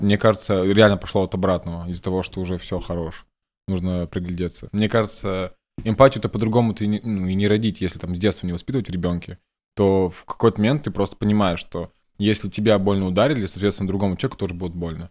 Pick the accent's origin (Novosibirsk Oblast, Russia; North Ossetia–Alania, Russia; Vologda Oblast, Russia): Vologda Oblast, Russia; Sheksna; moved away; я типа чувак из Шексны какой-то. Никто не знает вообще, где это находится